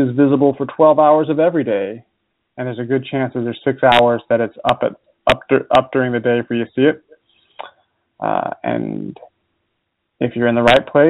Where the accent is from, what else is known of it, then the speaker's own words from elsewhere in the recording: Utah, United States; also born or lived in California; now in Illinois, United States; I grew up in Utah